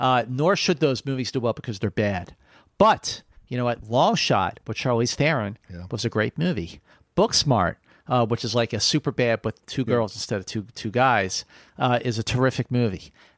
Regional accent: Philadelphia, Pennsylvania, United States; especially people back east, where I grew up in Philly

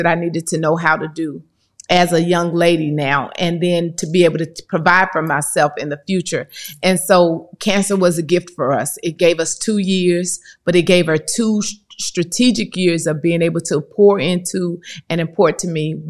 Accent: East St. Louis, Illinois, United States; grew up in East St. Louis. Love my city.

